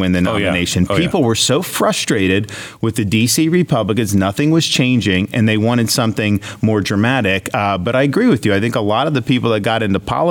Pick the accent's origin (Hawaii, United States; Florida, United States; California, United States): Florida, United States; I'm from Florida